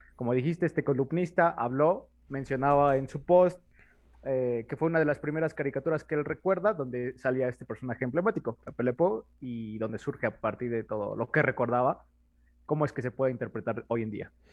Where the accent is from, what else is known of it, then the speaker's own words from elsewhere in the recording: Mexico; somos mexicanos.